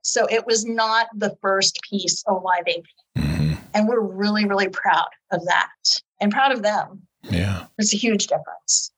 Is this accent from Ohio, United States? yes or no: yes; Youngstown, Ohio, United States; also born or lived in Girard, Ohio; I was born and raised in Youngstown.